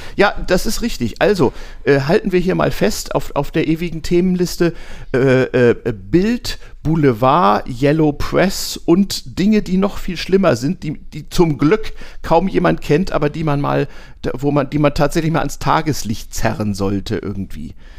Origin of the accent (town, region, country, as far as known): Lower Saxony, Germany; born or raised there